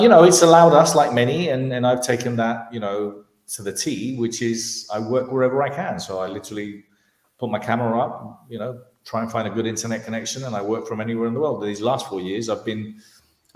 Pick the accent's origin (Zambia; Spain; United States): Spain; moved away as an adult; also born or lived in London, United Kingdom; My parents are Spanish, I was born in London, but brought up in Spain.